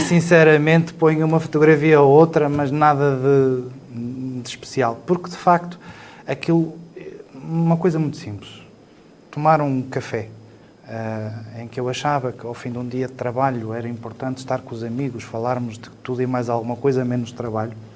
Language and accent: Portuguese; Lamego, Norte, Portugal; also born or lived in Mirandela / Chaves; a partir do quinto ano fiquei sempre por, um, por Lamego